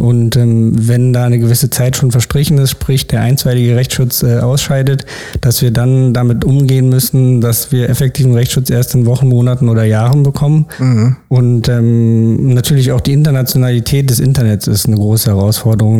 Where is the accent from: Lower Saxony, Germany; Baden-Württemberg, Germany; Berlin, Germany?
Berlin, Germany; bin in Berlin geboren und aufgewachsen